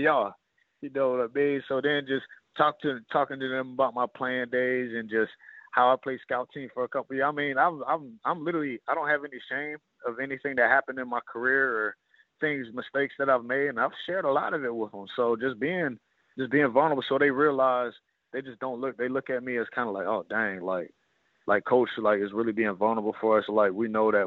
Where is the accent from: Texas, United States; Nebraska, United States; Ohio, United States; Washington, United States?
Ohio, United States; moved away; I'm an Ohio guy